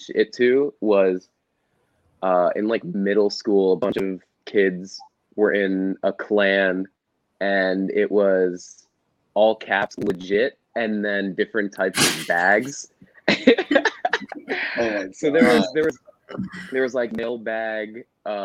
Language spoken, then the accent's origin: English; Hackensack, New Jersey, United States; I grew up in Hackensack originally, Hackensack, New Jersey.